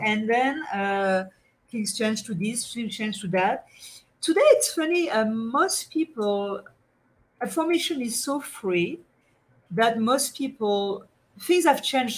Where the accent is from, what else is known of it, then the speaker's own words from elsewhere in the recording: France; accent: French; English is a second language; my French accent